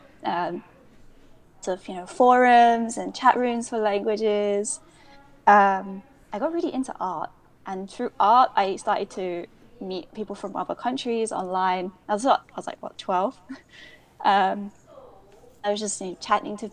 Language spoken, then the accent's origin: English; London, United Kingdom; accent: British; moved away as an adult; now in Kyoto, Japan; I was brought up in London, in East London